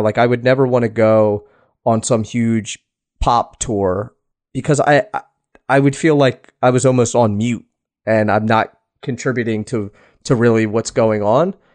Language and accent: English; East Coast, United States; moved away; i am originally from the East Coast